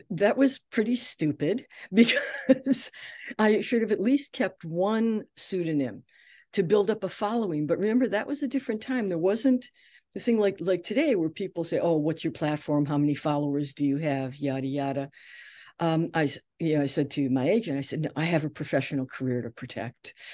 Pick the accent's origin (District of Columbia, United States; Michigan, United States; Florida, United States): Michigan, United States; Detroit; also born or lived in New York; I came from Detroit, I still need, I I wanted my degree.